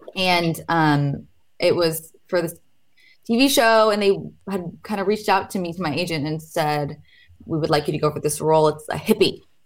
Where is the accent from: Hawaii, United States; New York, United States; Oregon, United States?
Oregon, United States; Portland; I'm from Portland